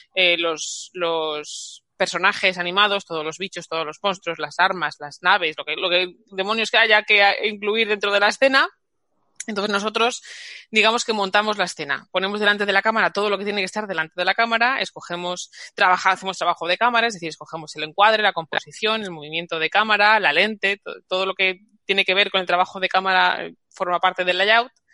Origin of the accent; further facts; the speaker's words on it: Madrid, Community of Madrid, Spain; en mi Madrid natal, que yo soy de Madrid